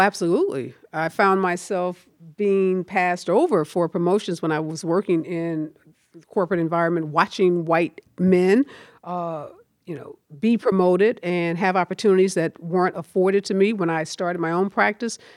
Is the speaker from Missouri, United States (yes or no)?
yes; St. Louis, Missouri, United States; also born or lived in Chicago; I grew up in the Carr Square Village